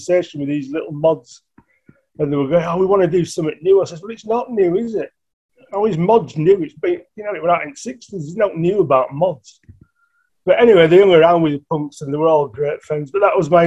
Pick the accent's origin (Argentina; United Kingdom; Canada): United Kingdom; Bradford, Yorkshire and the Humber; we're both from Bradford.